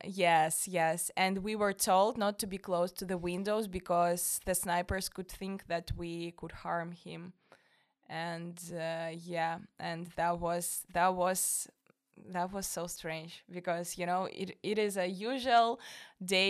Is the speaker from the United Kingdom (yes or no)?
no; Moscow, Russia; English is a second language; moved away as an adult; now in Denmark; I'm from Moscow